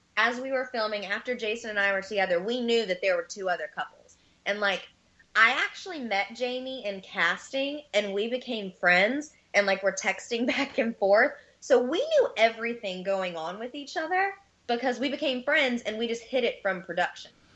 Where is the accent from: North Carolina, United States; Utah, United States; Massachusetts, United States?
North Carolina, United States; moved away as an adult; I'm from North Carolina, and I moved here in 2011 to go back to school